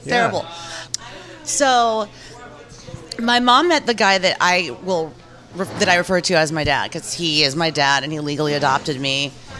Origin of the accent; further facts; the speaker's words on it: Jackson, Mississippi, United States; born there; I was born in Jackson, Mississippi, and my father was a civil rights activist, which was not a popular thing to be in 1975 in Mississippi at all.